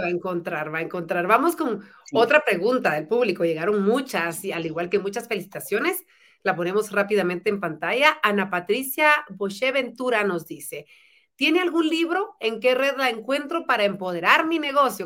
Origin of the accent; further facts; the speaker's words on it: Guatemala; los guatemaltecos podemos